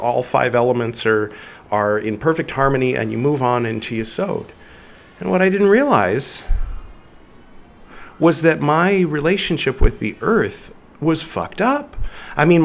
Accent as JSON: {"language": "English", "region": "California", "country": "United States", "tie": "born or raised there", "moved": "as an adult", "lives_now": "India", "said": "I grew up in California"}